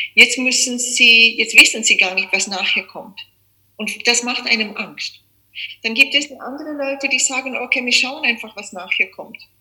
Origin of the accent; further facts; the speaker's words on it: South Africa; moved away as an adult; also born or lived in Czech Republic; now in Austria; geboren bin ich in Tschechien, aufgewachsen in Südafrika mein Leben lang